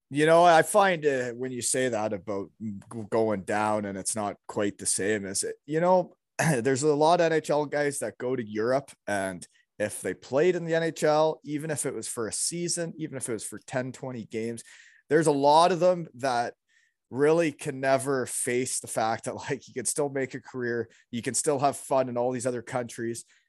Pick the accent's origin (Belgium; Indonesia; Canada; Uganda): Canada; Elmira, Ontario; moved away; I grew up in Almira, Ontario